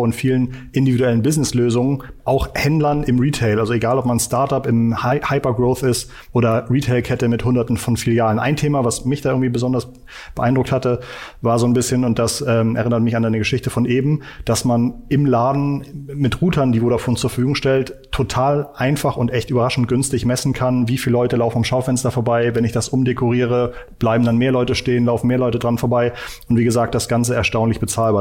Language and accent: German; Hamburg, Germany; Als Hamburger